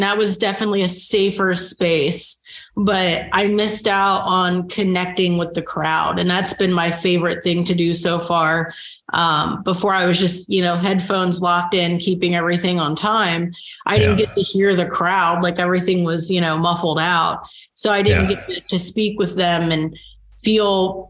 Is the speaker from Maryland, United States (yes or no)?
yes; Baltimore, Maryland, United States; moved away as an adult; also born or lived in Jersey City; now in Kansas City, United States; growing up in Baltimore